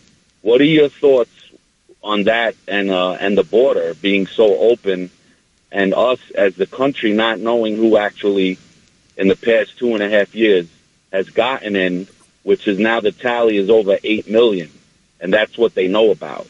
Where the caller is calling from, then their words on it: New York City, New York, United States; I'm calling from Staten Island, New York.